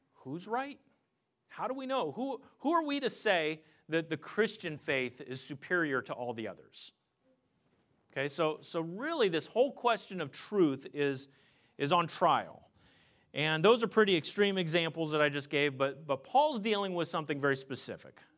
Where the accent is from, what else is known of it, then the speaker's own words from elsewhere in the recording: Pennsylvania, United States; I grew up in Pennsylvania